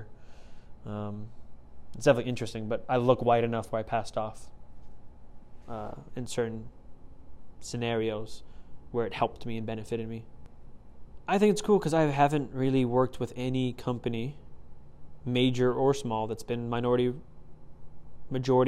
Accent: Plymouth, Massachusetts, United States; moved away; I was growing up in Plymouth, Massachusetts

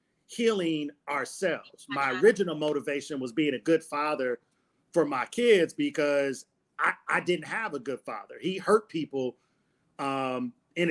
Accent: Detroit, Michigan, United States; growing up in Detroit in a neighborhood that I grew up

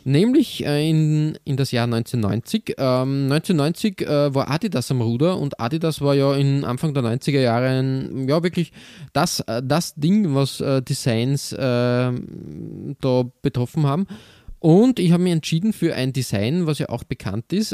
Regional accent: Austria; bei uns in Österreich

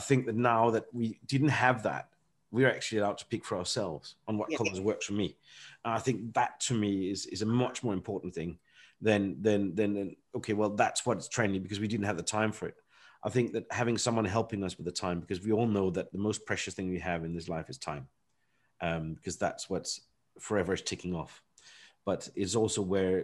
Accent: Denmark; moved away as an adult; now in United Kingdom; I grew up in Denmark

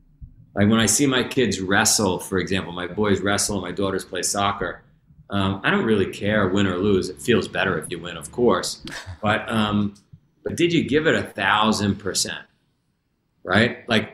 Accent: New York, United States; I grew up, if you ever saw the movie Goodfellas, I grew up in Ground Zero for that.

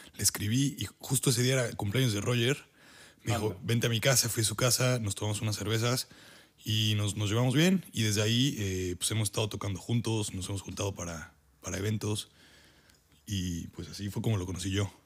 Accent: Puebla, Mexico; moved away as an adult; now in Germany; yo soy de Puebla, de México

